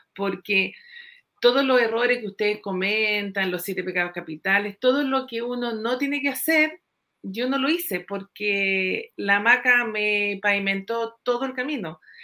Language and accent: Spanish; Puerto Varas, Los Lagos, Chile; soy de Puerto Varas